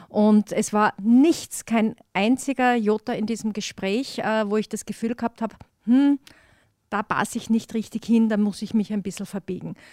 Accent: Styria, Austria; Also ich sehe mich da jetzt wirklich dann als Steirerin in Brüssel auf der EU-Ebene, wo ich die Interessen der Steiermark bestens vertreten kann

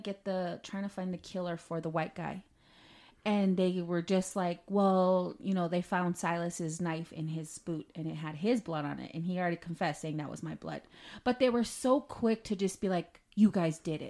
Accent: Canada; moved away; I am Canadian. I lived there most of my life.

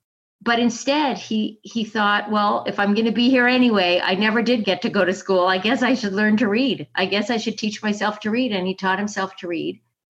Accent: Italy; also born or lived in Canada; So I was living in Rome. I grew up in Italy, which is just a magnificent place to grow up. It was really a kind of Disney childhood. But part of being an international citizen, a Canadian somewhere else

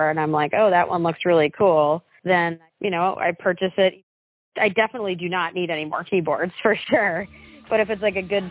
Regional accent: Ellsworth, Maine, United States; also born or lived in Bar Harbor, Maine; now in Boston, United States; I grew up in Ellsworth, basically Bar Harbor and Ellsworth

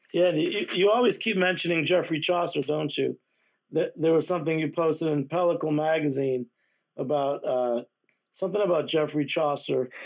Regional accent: Massachusetts, United States; I grew up in Massachusetts

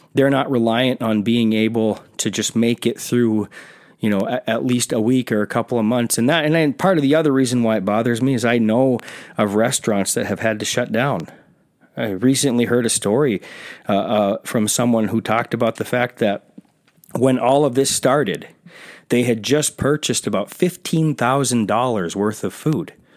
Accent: South Carolina, United States; I'm from South Carolina

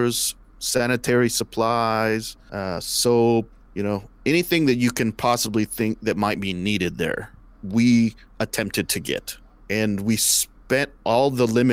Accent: California, United States; moved away; I'm from California

